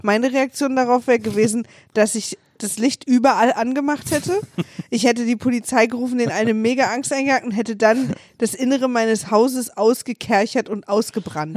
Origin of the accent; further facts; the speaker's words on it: Berlin, Germany; ich bin Berlinerin